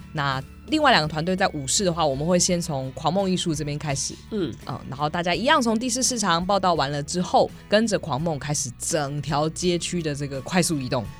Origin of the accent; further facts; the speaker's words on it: Taichung, Taiwan; 我身为台中人